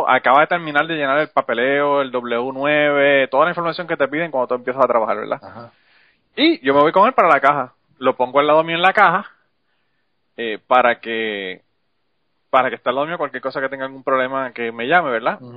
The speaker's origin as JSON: {"language": "Spanish", "town": "Utuado", "country": "Puerto Rico", "also_born_or_lived": "San Juan, Puerto Rico", "said": "Yo soy de Utuada, pero yo viví en San Juan, estaba estudiando como 10, 12 años."}